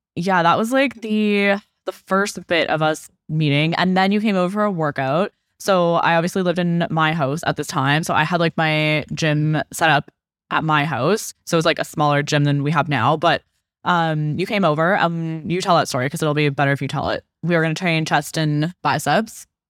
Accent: Okanagan, British Columbia, Canada; I was from the Okanagan.

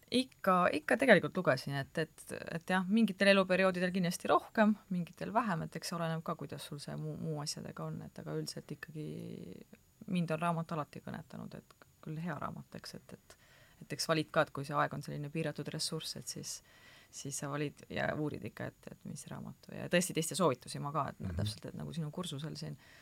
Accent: Türi, Järva County, Estonia; ka Türilt

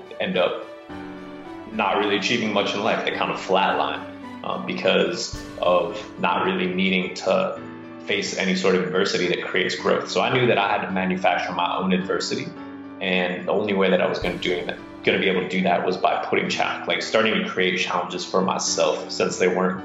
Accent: Carbondale, Colorado, United States; moved away as an adult; I grew up in Carbondale, Colorado, which is a small town near Aspen, actually, and lived there till I was 18

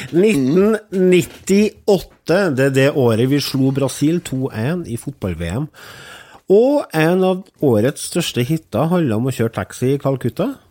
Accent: Trøndelag, Norway; jeg er trønder

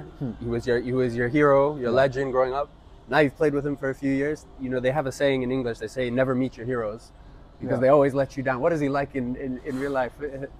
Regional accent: Kenya; moved away; also born or lived in United Kingdom; I grew up in Kenya, but moved to the UK.

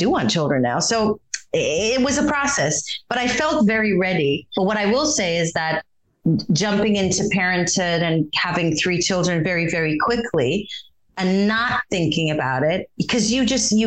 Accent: Israel; moved away; growing up in Israel

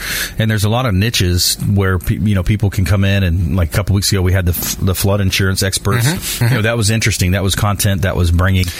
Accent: LaBelle, Florida, United States; growing up in South Florida, LaBelle

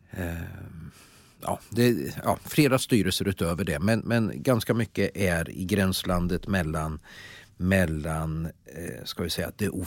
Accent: Värmland, Sweden; moved away as an adult; also born or lived in Jönköping; Jag ska säga då att jag flyttade då från Värmland, då var jag 19 år.

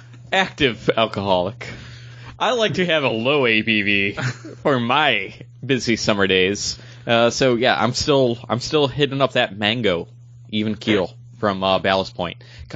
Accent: Texas, United States; born there; I was born in Texas, so I try to know at least a little something.

